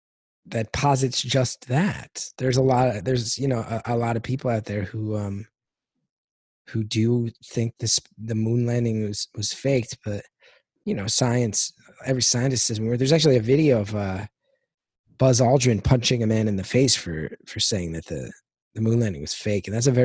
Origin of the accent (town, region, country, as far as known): West Orange, New Jersey, United States; born or raised there